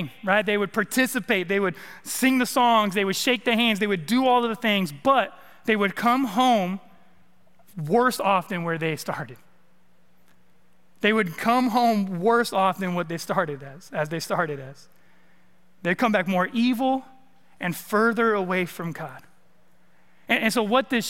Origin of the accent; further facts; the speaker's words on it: California, United States; moved away as an adult; also born or lived in East Texas; now in Arkansas, United States; I'm from the West Coast, I'm from California.